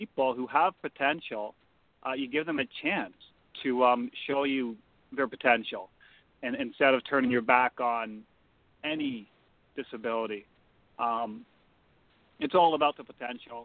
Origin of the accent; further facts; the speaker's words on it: Canada; a Canadian truck driver